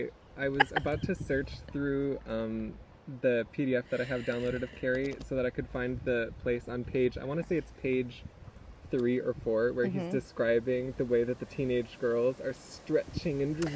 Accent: Lanai, Hawaii, United States; I grew up here on Lanai

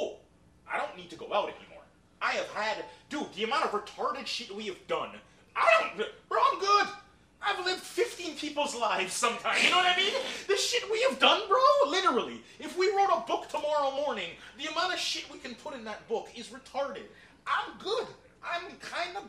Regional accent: Jamaica; moved away; When I grew up in Jamaica

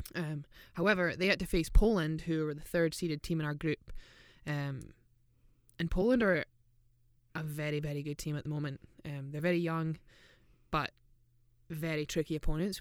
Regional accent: Scotland, United Kingdom; from Scotland

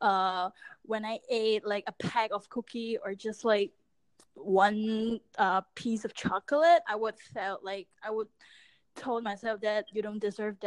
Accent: Hong Kong; I grew up in Hong Kong.

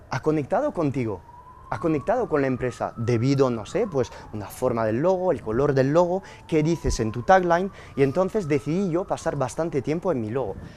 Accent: Spain; porque soy español y en mi pasaporte ponen

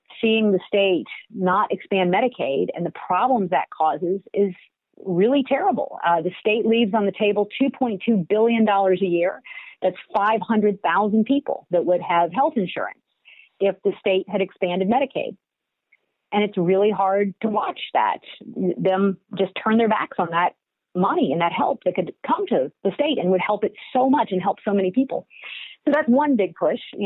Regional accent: Roanoke, Virginia, United States; moved away as an adult; also born or lived in Washington, D.C.; now in Georgia, United States; I grew up in Roanoke, Virginia

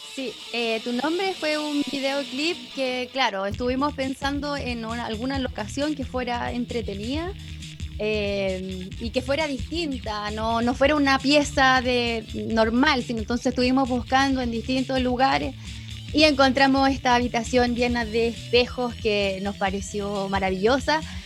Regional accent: Chile; a nosotros como chilenos

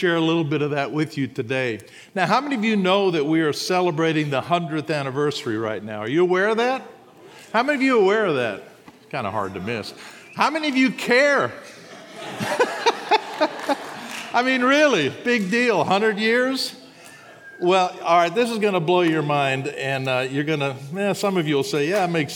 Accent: Huntsville, Alabama, United States; I'm from Huntsville, Alabama

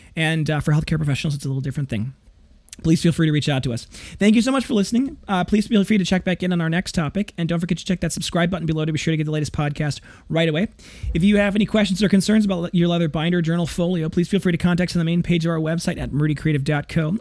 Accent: Janesville, Wisconsin, United States; the Parker Penn Company, which was in my hometown, as well as the local G M plant

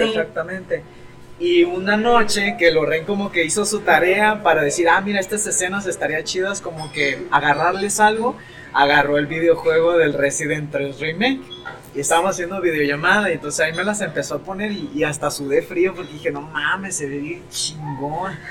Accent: Mexico

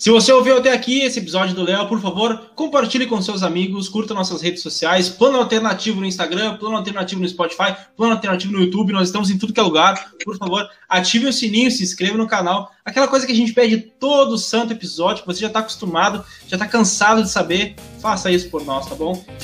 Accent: South Region, Brazil; nós três somos aqui do Sul, né?

